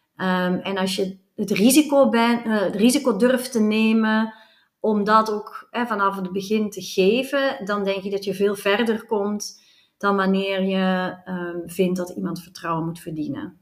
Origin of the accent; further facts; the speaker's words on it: Flanders, Belgium; accent: Flemish; now in Netherlands; mijn accent verraadt dat ik uit België kom